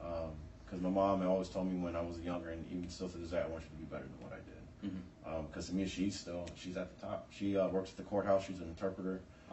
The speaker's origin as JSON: {"language": "English", "town": "San Diego", "region": "California", "country": "United States", "tie": "born or raised there", "said": "I was born in San Diego, California in 88."}